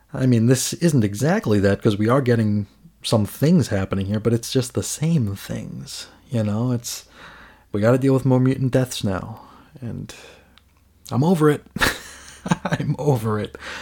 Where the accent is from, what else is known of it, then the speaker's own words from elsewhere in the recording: United States; as an American